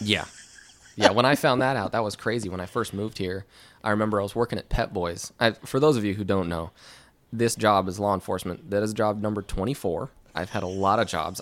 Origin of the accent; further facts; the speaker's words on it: Ventura County, Southern California, United States; moved away as an adult; I grew up in Southern California